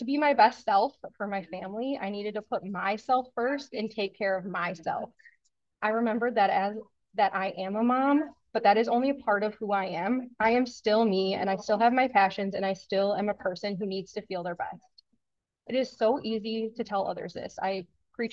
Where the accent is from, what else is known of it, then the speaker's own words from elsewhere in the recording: Wisconsin, United States; I'm from Wisconsin